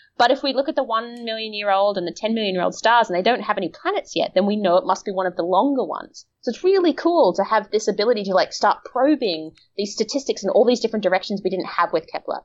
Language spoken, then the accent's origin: English; Australia; I'm from Australia, which is like the melanoma capital of the world